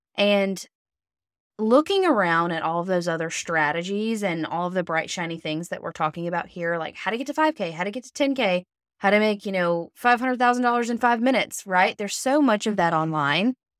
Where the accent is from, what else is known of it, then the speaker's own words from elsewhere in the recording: Alabama, United States; I'm from Alabama.